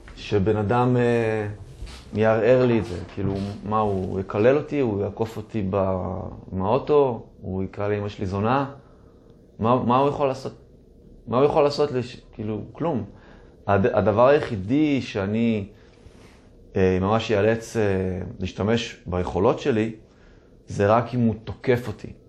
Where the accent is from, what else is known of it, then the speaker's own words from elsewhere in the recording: Tel Aviv, Tel Aviv District, Israel; נולדתי וגדלתי בתל אביב, בחוף מציצים